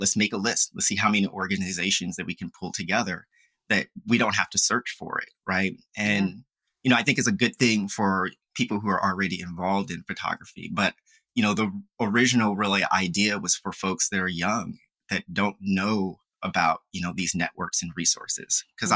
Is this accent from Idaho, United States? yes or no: no; Philadelphia, Pennsylvania, United States; moved away as an adult; also born or lived in Farmville, Virginia; was from Philadelphia, where I was from